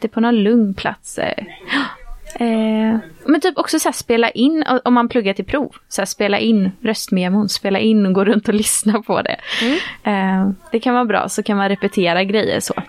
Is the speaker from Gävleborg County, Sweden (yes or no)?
no; Gothenburg, Västra Götaland, Sweden; jag är ju från Göteborg